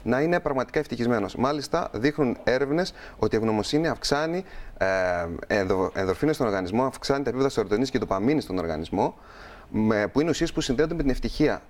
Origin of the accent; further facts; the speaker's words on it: Crete, Greece; είμαι από την Κρήτη